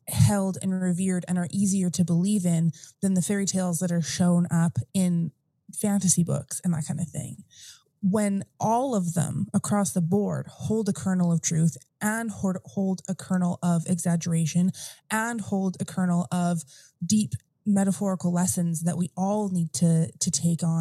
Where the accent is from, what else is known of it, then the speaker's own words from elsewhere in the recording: Morden, Manitoba, Canada; moved away as an adult; I did lots of my growing up in Southern Manitoba in Morden